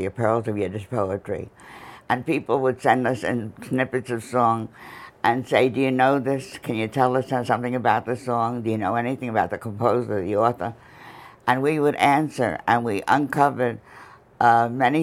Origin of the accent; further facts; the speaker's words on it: United States; I'm American-born, and I went to Hunter College